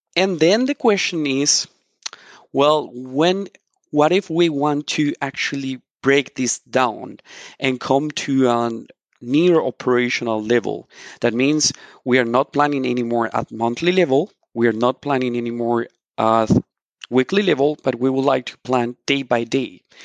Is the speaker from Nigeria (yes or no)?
no; Colombia; now in Mannheim, Germany; I'm originally from Colombia